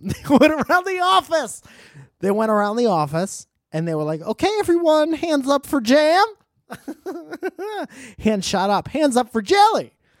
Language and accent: English; Connecticut, United States; moved away; my home state of Connecticut